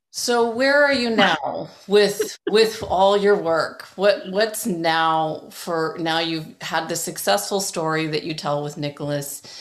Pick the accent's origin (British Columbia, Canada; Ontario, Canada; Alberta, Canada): Ontario, Canada; Toronto; also born or lived in England; I grew up in Toronto.